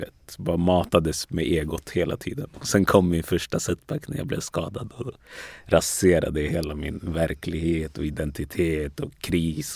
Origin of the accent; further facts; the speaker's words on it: Västerås, Västmanland, Sweden; also born or lived in Ghana / Togo; jag är uppvuxen i Västerås mm. från början